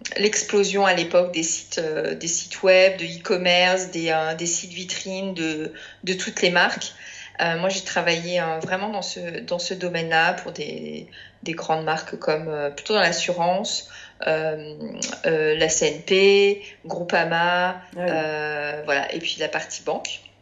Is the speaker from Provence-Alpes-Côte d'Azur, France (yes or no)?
no; Paris, Île-de-France, France; je suis parisienne